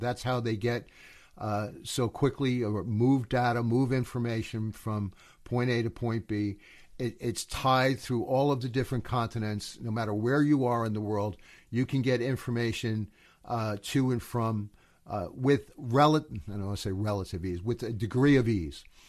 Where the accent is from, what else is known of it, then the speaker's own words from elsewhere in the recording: United States; I'm an American